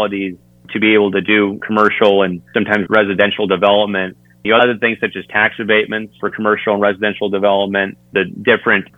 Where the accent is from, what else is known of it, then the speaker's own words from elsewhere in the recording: Mount Pleasant, Iowa, United States; I'm originally from Mount Pleasant, Iowa, served my home district for 4 years there.